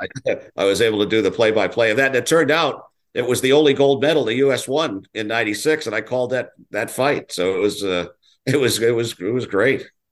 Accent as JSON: {"language": "English", "town": "Lawrence", "region": "Massachusetts", "country": "United States", "tie": "born or raised there", "moved": "yes", "said": "I started in my hometown of Lawrence, Massachusetts"}